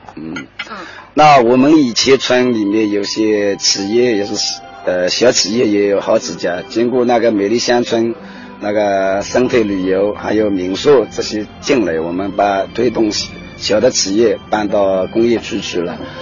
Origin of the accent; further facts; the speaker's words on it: Yuhuan, Zhejiang, China; 我是七三里出生的，嗯。这，这个三里。三里，我们三里是也是玉华的一个东部，嗯。也是靠近东海的。我们村就靠近东海